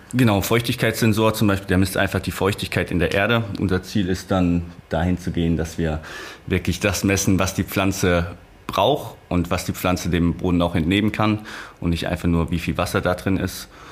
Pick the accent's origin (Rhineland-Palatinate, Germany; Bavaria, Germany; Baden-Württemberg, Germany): Rhineland-Palatinate, Germany; Ich komme aus der Pfalz, ich komme aus der Natur, ich komme von einem, einer kleinen Stadt